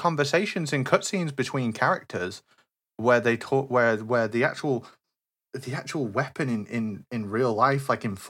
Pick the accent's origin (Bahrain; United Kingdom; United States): United Kingdom; England; I'm from England. We got like muskets and stuff. We don't have guns.